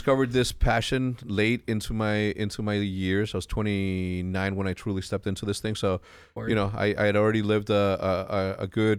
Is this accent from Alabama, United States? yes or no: no; El Paso, Texas, United States; born there; I was born in El Paso, Texas. When? 1980. Graduated high school in 1997.